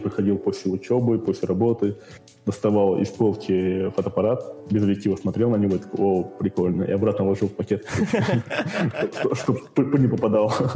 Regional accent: Karaganda, Karaganda Region, Kazakhstan; Я с Караганды. Из Караганды мне 24 года

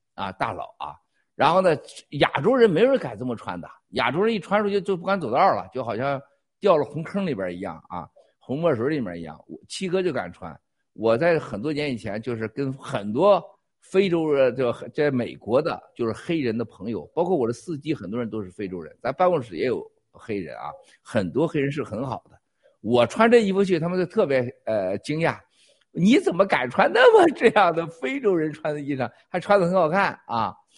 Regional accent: China; 我们中国人

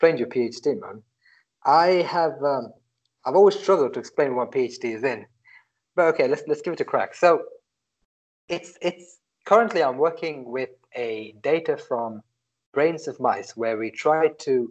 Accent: Maldives; moved away as an adult; also born or lived in United Kingdom; now in Italy; I'm from the Maldives

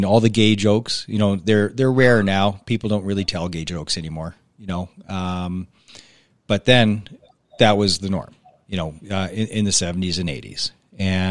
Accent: Alberta, Canada; I'm from small town Alberta

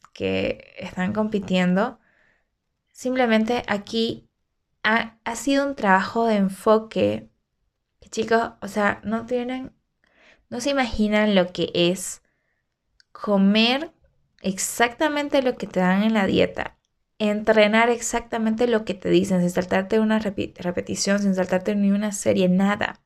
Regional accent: Santa Cruz de la Sierra, Santa Cruz, Bolivia; moved away as an adult; now in Cochabamba, Bolivia; yo todo mi movimiento es en Santa Cruz, ¿no? Entonces, nací allá y todo.

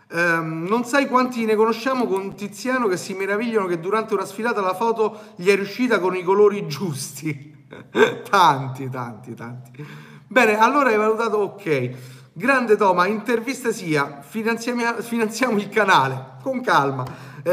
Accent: Naples, Campania, Italy; Eh, io vengo da Napoli

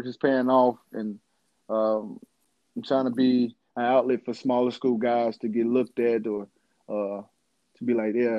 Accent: Florence, Alabama, United States; Growing up was kind of chill, man. It's like everybody in Florence is chill. It's kind of like we have like a lot of like elderly people in our town.

